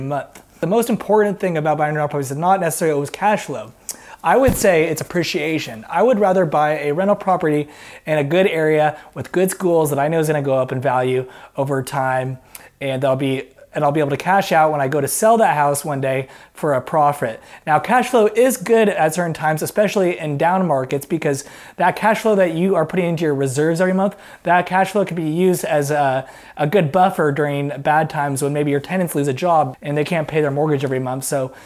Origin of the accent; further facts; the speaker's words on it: Portland, Oregon, United States; a realtor investor in my hometown of Portland, Oregon